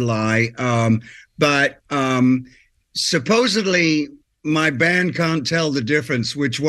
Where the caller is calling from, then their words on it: Nashville, Tennessee, United States; Yes, I am calling you from Nashville.